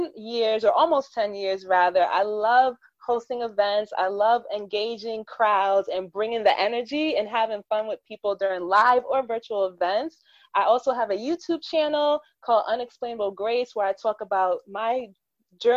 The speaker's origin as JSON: {"language": "English", "country": "United States", "tie": "born or raised there", "said": "I am a first generation American because my mom and father are Jamaican"}